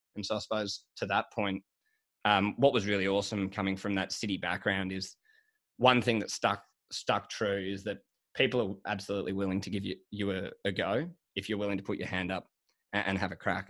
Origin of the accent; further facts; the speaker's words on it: Sydney, New South Wales, Australia; also born or lived in Melbourne; I grew up in Sydney and spent, like, all my schooling up here. So I am a city kid.